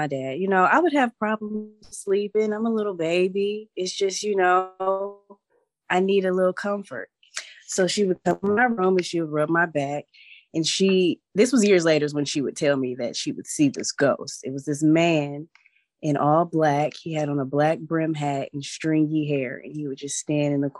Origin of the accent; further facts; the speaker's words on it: Detroit, Michigan, United States; I grew up in the Cass Corridor, and I grew up in this part of town where it's really industrial